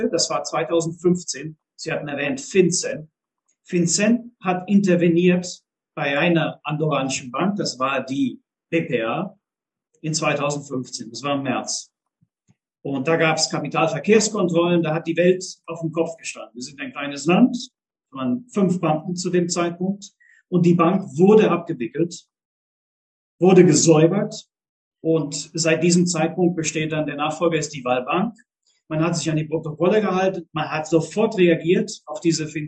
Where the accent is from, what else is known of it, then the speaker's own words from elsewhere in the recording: Germany; moved away as an adult; Ich bin mit äh, 19 Jahren bin ich aus Deutschland weg. äh, ja, das merkt man vielleicht schon. Ich habe gewisse Lücken äh, in, im Deutsch sprechen